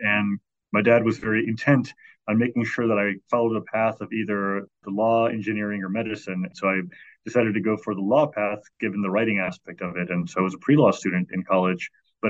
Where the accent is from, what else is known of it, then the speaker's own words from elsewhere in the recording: Chicago, Illinois, United States; So from the time I was 5 or 6 years old, I grew up in Chicago, and we got both the Chicago Tribune and the Chicago Sun-Times.